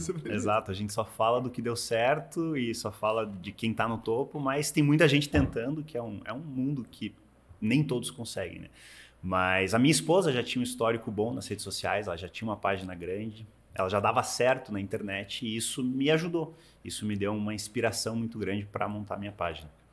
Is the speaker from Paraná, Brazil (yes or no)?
yes; Curitiba, Paraná, Brazil; moved away as an adult; also born or lived in United States; now in Miami, United States; Eu sou de Curitiba, mas moro nos Estados Unidos desde 2008